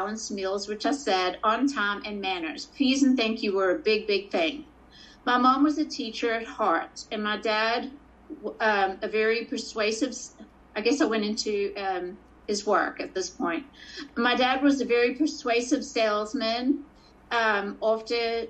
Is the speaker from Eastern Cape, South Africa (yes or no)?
yes; Port Elizabeth, Eastern Cape, South Africa; I was born in Port Elizabeth, South Africa, into a family at the time of four